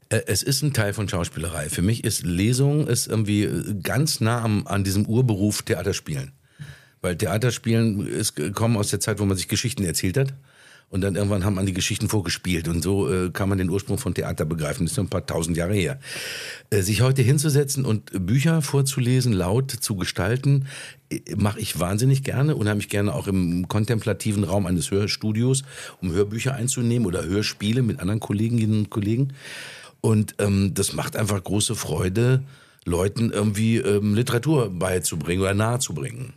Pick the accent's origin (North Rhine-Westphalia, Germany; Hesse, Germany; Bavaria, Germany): North Rhine-Westphalia, Germany; Ruhr area; Das ist meine Heimat. Hier komme ich her